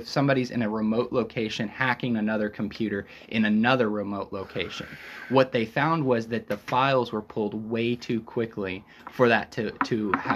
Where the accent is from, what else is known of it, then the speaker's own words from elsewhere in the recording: United States; they instantly pick up that we're American